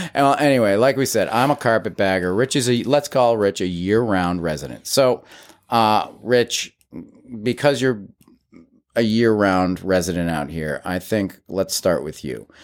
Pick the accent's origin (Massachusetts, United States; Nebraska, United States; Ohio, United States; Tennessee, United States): Massachusetts, United States; Agawam; moved away as an adult; born and raised in Western Massachusetts. I was, uh, raised in a small town called Agawam